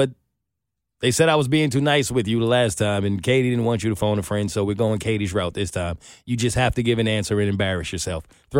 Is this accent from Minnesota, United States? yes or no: no; New York, United States; I'm from New York